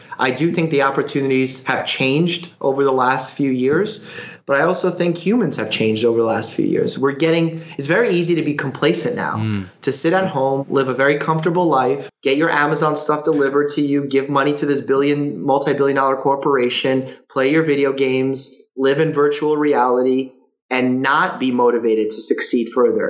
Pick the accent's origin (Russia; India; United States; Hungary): Russia; Because I came from Russia where we escaped that kind of thinking, where you're forced to give labor to someone else and you can't change your job and you can't rise amongst the ranks.